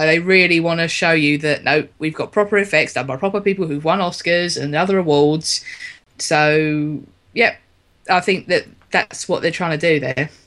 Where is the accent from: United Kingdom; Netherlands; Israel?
United Kingdom; London; as a Londoner myself, it being um, and all my family coming from here